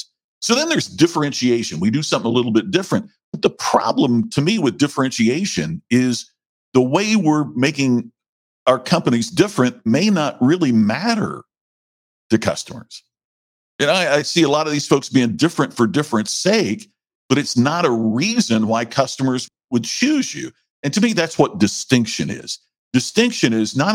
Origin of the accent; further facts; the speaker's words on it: Indiana, United States; now in Las Vegas, United States; I grew up on a farm in Indiana